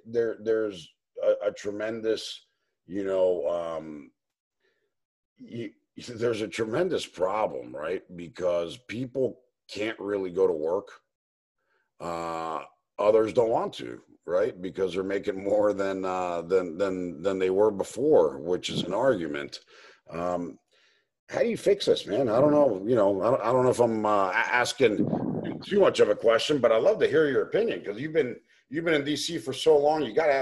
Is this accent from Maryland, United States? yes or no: yes; Potomac, Maryland, United States; also born or lived in Lima, Peru / Miami, United States; Actually, I grew up in Potomac, Maryland, lived down in Florida and Miami for 20 years. I was actually born in Lima, Peru, but moved up here when I was about 2-3 years old.